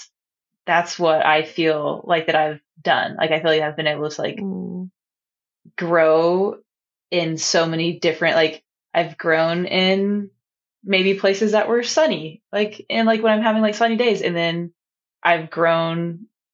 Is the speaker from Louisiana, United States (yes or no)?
no; North Carolina, United States; accent: Southern; now in Hawaii, United States; I'm from North Carolina.